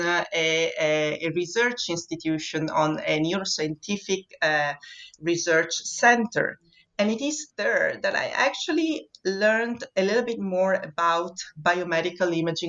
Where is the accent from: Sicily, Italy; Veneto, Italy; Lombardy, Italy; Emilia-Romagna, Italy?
Veneto, Italy; Vittorio Veneto; moved away as an adult; also born or lived in Venice, Italy; now in Scotland; I was born in Vittorio Veneto, which is a very small town in the northeast of Italy